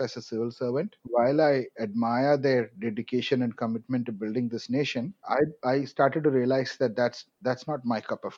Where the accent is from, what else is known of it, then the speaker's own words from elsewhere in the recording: Kerala, India; first language Malayalam; English is a second language; moved away as an adult; also born or lived in Chennai; I'm from Kerala, and more often than not, the way I say it is I'm an original Mallu, and I say that that way because I pretty much born and brought up in Kerala